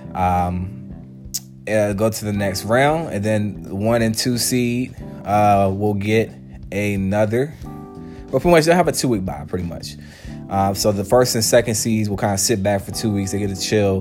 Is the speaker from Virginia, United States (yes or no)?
yes; Charlottesville, Virginia, United States; Growing up in Charlottesville and, and seeing UVA play uh, for a long period of time